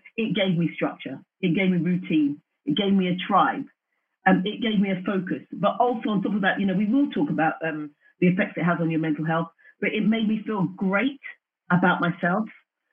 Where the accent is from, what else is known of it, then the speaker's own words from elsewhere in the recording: Wembley, London, United Kingdom; I'm from Wembley and I was a 12-year-old little girl that went down the track with my mum